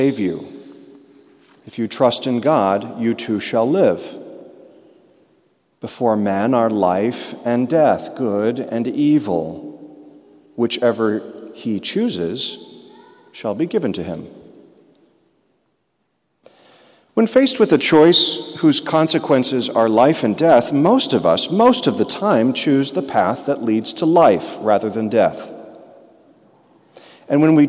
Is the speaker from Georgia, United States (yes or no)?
no; Peoria, Illinois, United States; moved away as an adult; now in Kansas City, United States; We grew up together in Peoria, Illinois, went to high school together